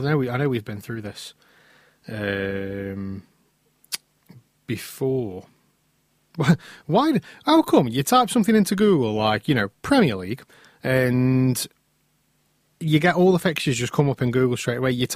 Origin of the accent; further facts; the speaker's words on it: England, United Kingdom; we're English